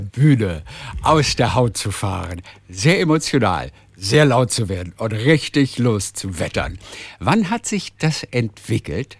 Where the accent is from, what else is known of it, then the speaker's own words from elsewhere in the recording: Northern Germany, Germany; ich komme aus Norddeutschland